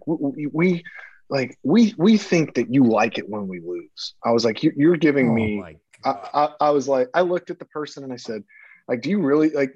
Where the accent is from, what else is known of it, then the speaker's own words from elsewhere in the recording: Baton Rouge, Louisiana, United States; I grew up in Louisiana. I grew up in Louisiana. So I didn't really have a hometown. Baton Rouge